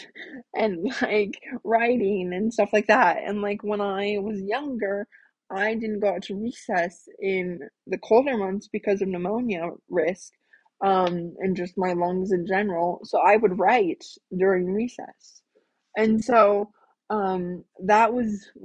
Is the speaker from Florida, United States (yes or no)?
no; Iowa Falls, Iowa, United States; now in Waukee, United States; growing up in Iowa Falls, that was a town of 5,000 people.